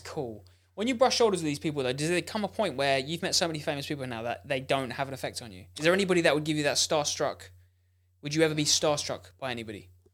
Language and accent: English; England, United Kingdom; as English people